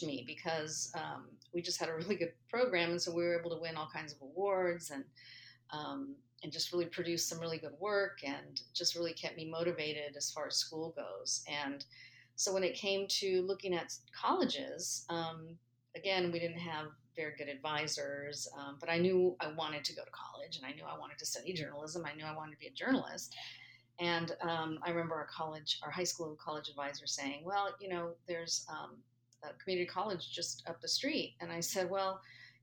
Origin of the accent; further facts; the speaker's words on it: San Gabriel Valley, Los Angeles area, California, United States; I grew up in the Los Angeles area, specifically the San Gabriel Valley